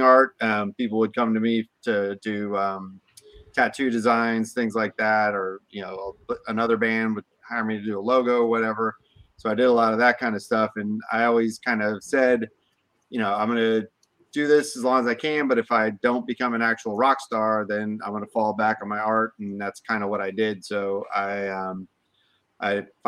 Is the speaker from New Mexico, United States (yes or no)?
no; Tampa, Florida, United States; also born or lived in Brandon, Florida; I was born and raised in Tampa, so I'm a Florida boy through and through.